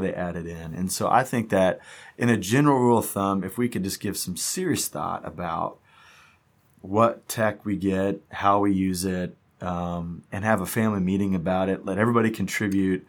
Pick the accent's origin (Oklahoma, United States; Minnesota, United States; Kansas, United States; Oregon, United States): Kansas, United States; Wichita; moved away as an adult; also born or lived in Atlanta, Georgia / Memphis; we are from Wichita, and we've been gone